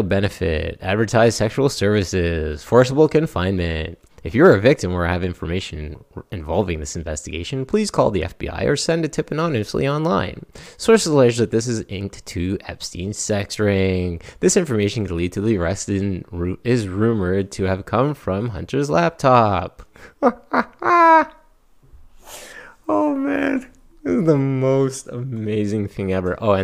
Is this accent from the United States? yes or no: no; Canada; I'm Canadian